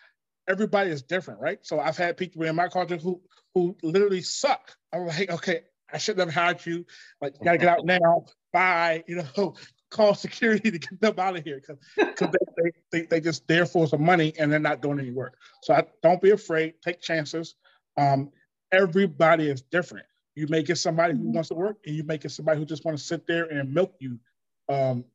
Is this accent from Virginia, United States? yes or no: no; Washington, District of Columbia, United States; I'm from Washington, D.C., so we had a mixed culture back here anyway. So I grew up with Spanish